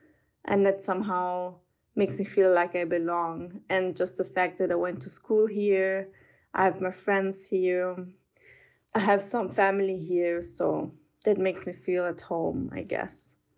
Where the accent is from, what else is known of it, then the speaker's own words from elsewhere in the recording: Vienna, Austria; I'm 29 years old. I'm from Vienna. I grew up here. My mom is Italian. My dad is half Australian, half Austrian, so I come from quite a multicultural background